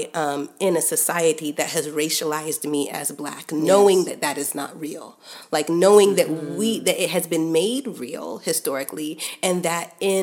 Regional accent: United States; I was born and raised in America, raised in a Nigerian house in America, amidst Nigerian culture

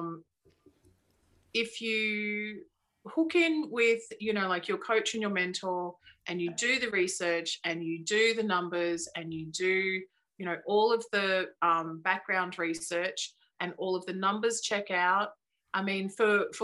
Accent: Brisbane, Queensland, Australia; I grew up in Brisbane

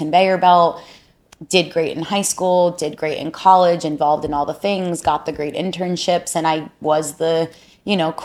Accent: South Florida, United States; born and raised in South Florida, a South Florida baby

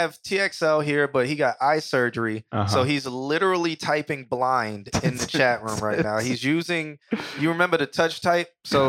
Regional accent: York, Pennsylvania, United States; I'm from York, Pennsylvania. Oh, okay. 2 hours from Philly.

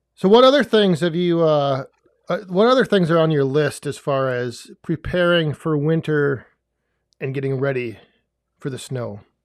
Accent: West Central Wisconsin, United States; whenever people ask me, I just say, "West Central Wisconsin,"

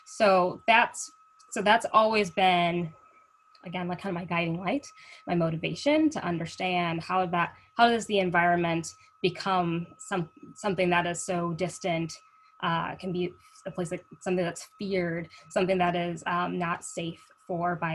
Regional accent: St. Paul, Minnesota, United States; growing up in Minnesota, as a Black girl in Minnesota, growing up in St. Paul

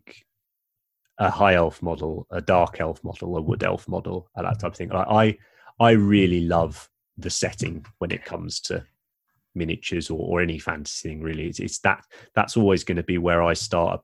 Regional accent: England, United Kingdom; we are English

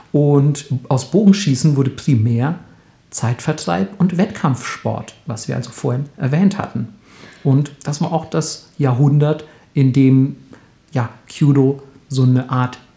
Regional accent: Bavaria, Germany; Weil es gibt zum Beispiel in, in Franken, da wo ich herkomme, nennt man das ja zum Beispiel Schnick, Schnack, Schnuck.

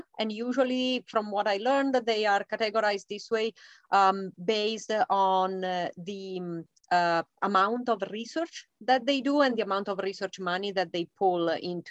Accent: Italy; English is a second language; moved away as an adult; now in United States; Coming from an international setting, I was coming from Italy

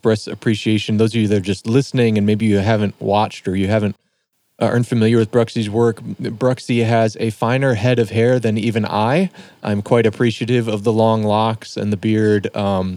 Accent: Detroit, Michigan, United States; now in Minneapolis, United States; I grew up in Detroit, and just on the other side of the river there was Ontario

